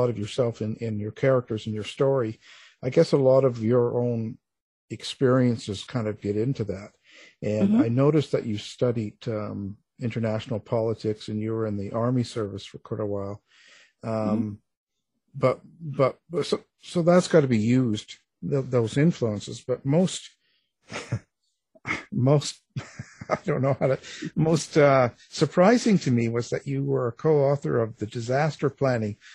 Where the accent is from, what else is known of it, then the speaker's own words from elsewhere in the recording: Canada; I'm a Canadian boy